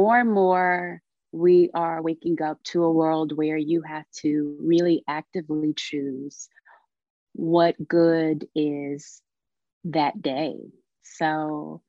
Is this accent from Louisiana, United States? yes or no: yes; Louisiana, United States; also born or lived in Texas; I'm a Southern girl. I grew up down south. My family is from Louisiana. So my early childhood was between Louisiana and parts of Texas